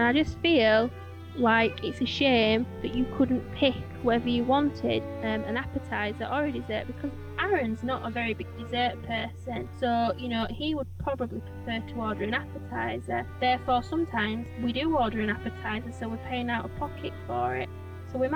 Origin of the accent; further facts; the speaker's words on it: Yorkshire and the Humber, United Kingdom; I'm from Yorkshire